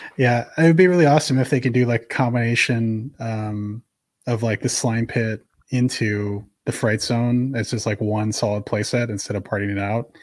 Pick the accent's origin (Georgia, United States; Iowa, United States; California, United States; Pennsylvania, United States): California, United States; San Francisco Bay Area; growing up in the San Francisco Bay Area